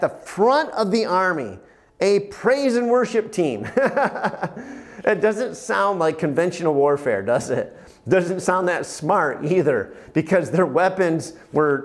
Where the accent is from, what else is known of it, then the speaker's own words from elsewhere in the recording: United States; as an American